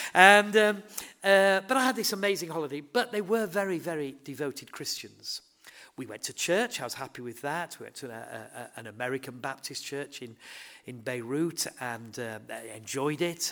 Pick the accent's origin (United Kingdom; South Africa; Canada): United Kingdom; Horsforth, Yorkshire and the Humber; I grew up in Horsforth, uh, it's my home